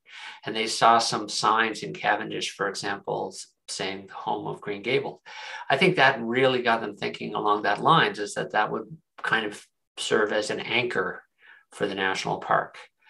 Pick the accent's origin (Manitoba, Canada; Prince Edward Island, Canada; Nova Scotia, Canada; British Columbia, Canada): Prince Edward Island, Canada; moved away; I teach history at the University of Western Ontario, and I'm from Prince Edward Island